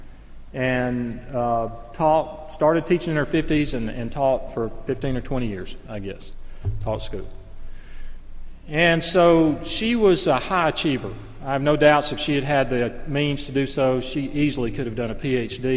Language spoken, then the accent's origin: English; 30 minutes from Jacksonville, Alabama, United States; moved away; it's only 30 minutes from my hometown